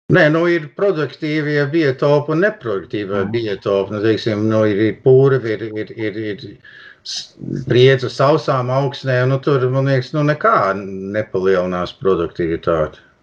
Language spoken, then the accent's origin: Latvian; Toronto, Ontario, Canada; es piedzimu Toronto, un, un tajā laikā nu, tēvam nebija pastāvīgi darbs.